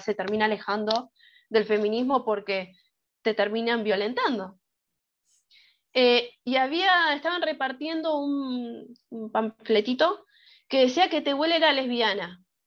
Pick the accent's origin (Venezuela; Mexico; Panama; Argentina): Argentina; las personas de Argentina solemos ser muy teóricas al momento de debatir